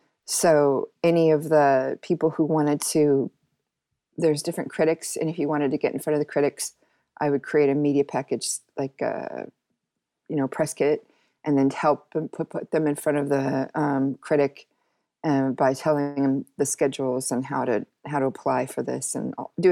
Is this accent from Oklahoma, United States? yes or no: no; New York, United States; But the work ethic coming as a New Yorker and an American is completely different.